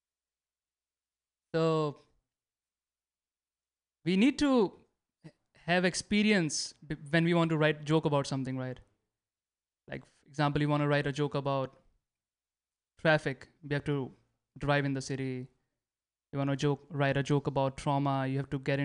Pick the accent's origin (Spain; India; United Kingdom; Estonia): India; moved away as an adult; now in United States; I'm so Indian